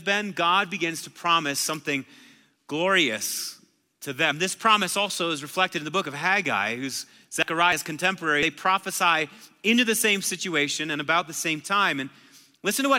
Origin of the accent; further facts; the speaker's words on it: Marshfield, Wisconsin, United States; I'm from Marshfield, Wisconsin. It's a little town of 18,000 people. So like the wildest thing that you could do in Marshfield was stay at Perkins until 2 a.m